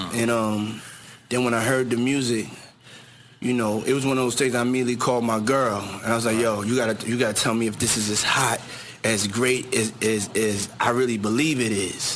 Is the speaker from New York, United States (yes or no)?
yes; New York City, New York, United States; I grew up too in Harlem when I used to have to do my chores in the morning